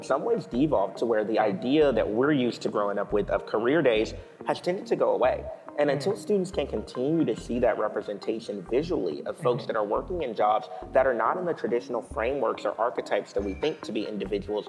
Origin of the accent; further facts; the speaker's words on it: Houston, Texas, United States; moved away as an adult; also born or lived in Austin, Texas; now in Los Angeles, United States; growing up in Houston originally